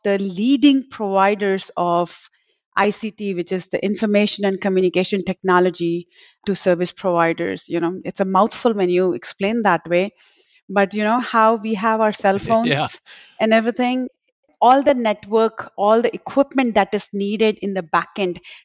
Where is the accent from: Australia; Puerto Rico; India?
India; Mumbai, Maharashtra; moved away as an adult; also born or lived in Texas; now in Dallas-Fort Worth, United States; I was born in Bombay, which is in India, and came along here to settle with my husband and have been living in Texas for the last 25 years now.